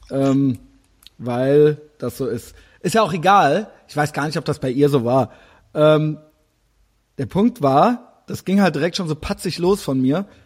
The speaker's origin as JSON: {"language": "German", "town": "Düsseldorf", "region": "North Rhine-Westphalia", "country": "Germany", "said": "nee, nee, ich habe da nur studiert, so, ich äh, bin aus Düsseldorf."}